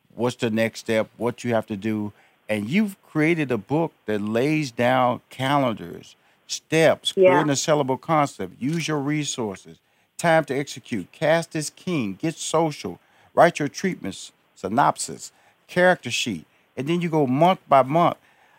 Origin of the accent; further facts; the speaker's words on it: Canada; now in Hollywood, United States; Okay, Canada, Jamaica, born and raised in Canada, down in Atlanta 1 year, out in Hollywood